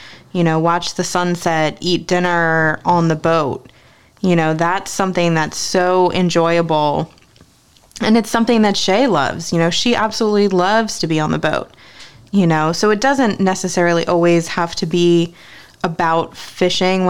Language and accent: English; Ocean City, Maryland, United States; also born or lived in New Jersey; I wasn't born here. I was born in New Jersey. I didn't move here until I was 8. But even growing up in this area, you know, I grew up in Ocean City.